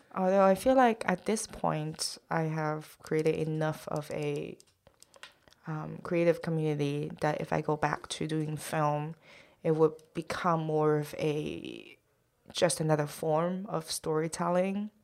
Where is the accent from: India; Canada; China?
China; Shanghai; English is a second language; moved away as an adult; now in New York, United States; my parents and myself are all from Shanghai, China